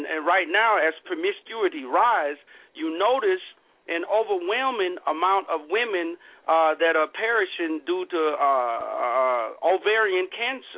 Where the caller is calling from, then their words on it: Seattle, Washington, United States; I'm calling from Seattle.